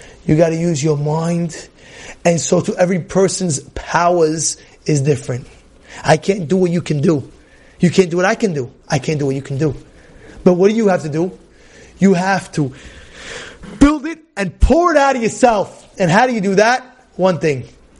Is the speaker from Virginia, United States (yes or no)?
no; New York City, New York, United States; Growing up, I was growing up as a kid in Brooklyn, New York.